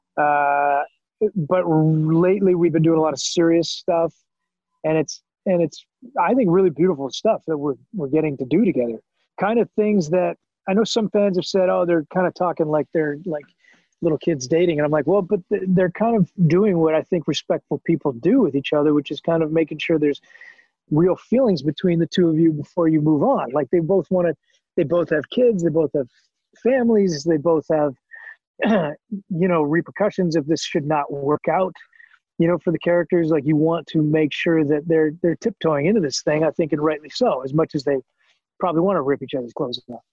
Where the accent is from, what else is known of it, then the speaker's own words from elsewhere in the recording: Canada; moved away as an adult; now in United States; as a Canadian actor who didn't know anybody